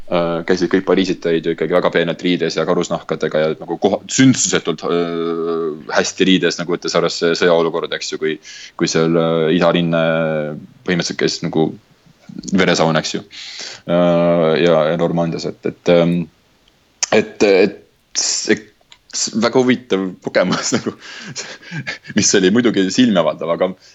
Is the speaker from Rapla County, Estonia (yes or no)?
no; Tallinn, Harju County, Estonia; moved away as an adult; mina tulin sealt oma, oma Tallinnast